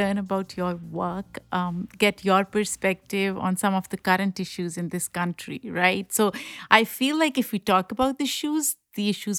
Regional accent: Pakistan; I grew up in Pakistan, so that's the first thing that comes to my mind.

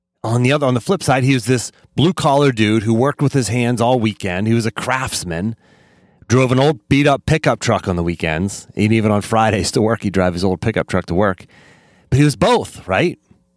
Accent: Pennsylvania, United States; accent: Western Pennsylvania; I lost my Western Pennsylvania accent and just tried to fit in, right? And maybe that's part of youth is that trying to fit in. But I've since come to accept both and, right? You can be the redneck from Western Pennsylvania, the country boy

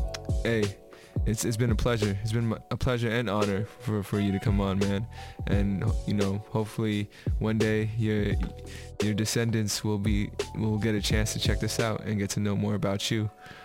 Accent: Philippines; You know, I'm Filipino, so there's meat in our diet, like crazy meat in our diet.

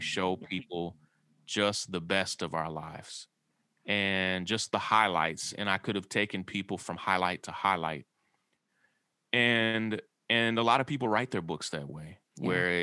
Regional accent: Kentucky, United States; I grew up in a small rural town in Kentucky

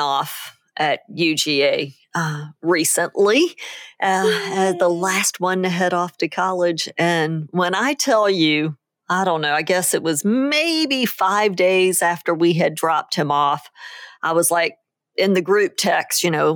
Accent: New Orleans, Louisiana, United States; I'm from New Orleans

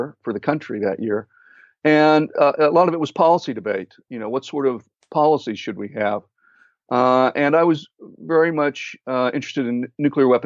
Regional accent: Atlanta, Georgia, United States; moved away as an adult; also born or lived in McKees Rocks, Pennsylvania; when I was about three, they moved down to Atlanta. So I picked up a little, or to Georgia, and then eventually to Atlanta. And I picked up a bit of an accent there.

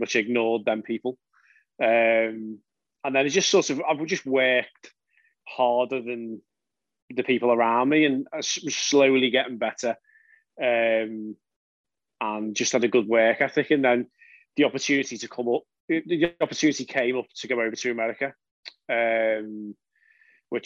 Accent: the Wirral, North West England, United Kingdom; I'm from the Wirral, so when I grew up, I was just a member at municipal courses

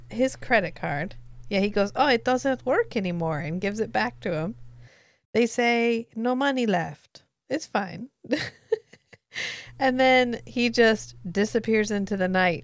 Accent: the American South, United States; I am from the American South.

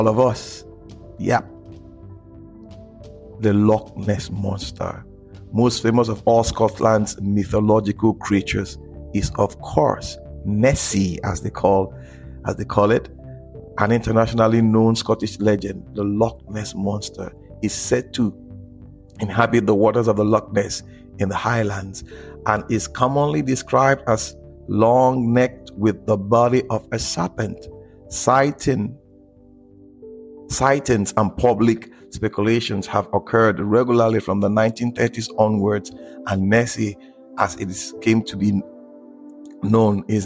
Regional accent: Nigeria; in Africa, in Nigeria, because I'm a Nigerian, we have a huge heritage

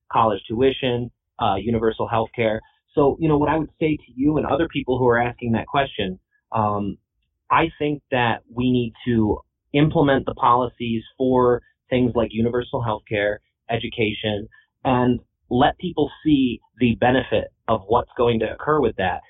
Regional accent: Herkimer County, New York, United States; I've been born and raised in Herkimer County my whole life

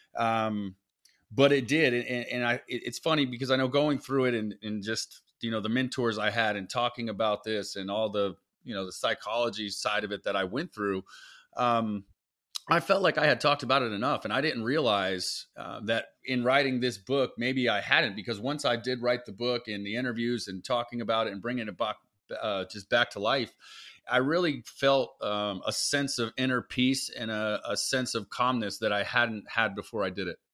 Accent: South Florida, United States; I grew up in South Florida

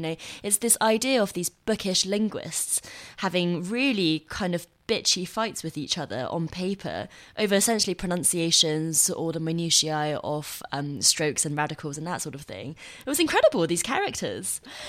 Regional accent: Nanjing, Jiangsu, China; moved away; also born or lived in Yangzhou; I grew up in Nanjing near Shanghai, more south in the country.

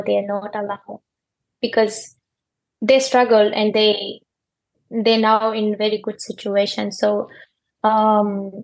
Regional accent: Afghanistan; English is a second language; moved away as an adult; now in Australia; some experience that I had in Afghanistan

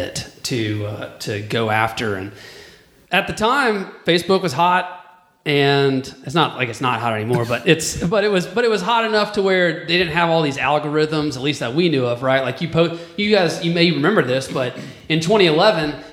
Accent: Chattanooga, Tennessee, United States; also born or lived in Auburn, Alabama; I was born and raised in Chattanooga

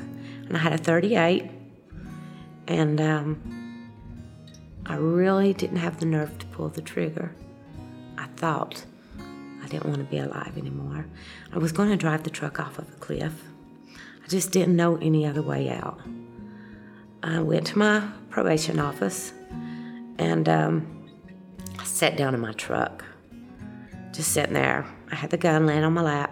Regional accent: Southwest Virginia, United States; also born or lived in Kentucky; I was born in Kentucky, and when I was three, we moved to Southwest Virginia.

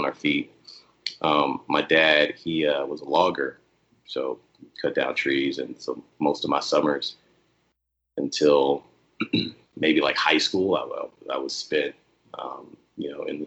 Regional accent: Shorter, Alabama, United States; moved away as an adult; also born or lived in Voorhees, New Jersey / Newark, New Jersey / Somerville, New Jersey; now in Los Angeles, United States; my dad moved us all back to Alabama, where he grew up at. And I was in Bama from, you know, 6 to 19 and until I joined the Marine Corps

